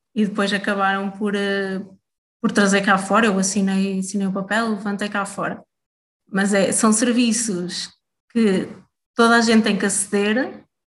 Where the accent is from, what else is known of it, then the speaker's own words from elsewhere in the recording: Oliveira do Hospital, Centro, Portugal; also born or lived in Coimbra; nasci e cresci em Oliveira do Hospital